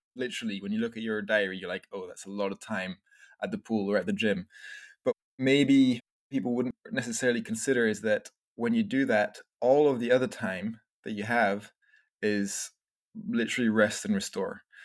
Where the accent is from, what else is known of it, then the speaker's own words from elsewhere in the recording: France; also born or lived in Scotland; I was born in Scotland, but we grew up, I grew up in France. My family moved to France when I was a little baby